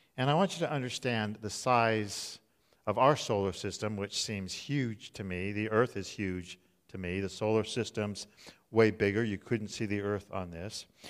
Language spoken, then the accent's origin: English; Southern California, United States; I grew up in Southern California